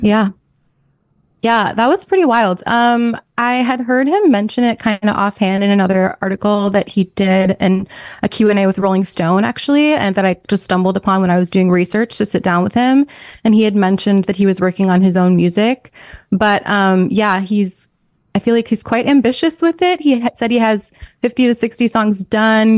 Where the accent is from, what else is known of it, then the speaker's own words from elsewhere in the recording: New York, United States; moved away; also born or lived in Minnesota; we're both from New York